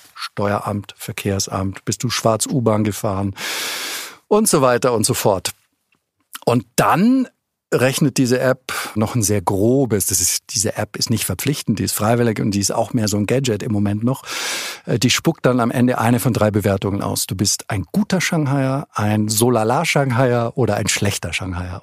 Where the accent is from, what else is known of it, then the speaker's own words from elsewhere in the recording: Germany; moved away; also born or lived in Beijing, China; als Deutscher